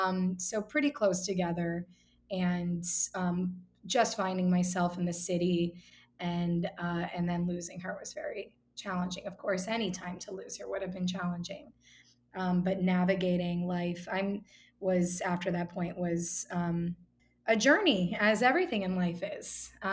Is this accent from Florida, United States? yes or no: yes; Miami, Florida, United States; moved away as an adult; also born or lived in New York; And I am originally from Miami, where I am now. I actually lived in New York for about 14 years and moved back with the rest of the Northeast to Miami in January.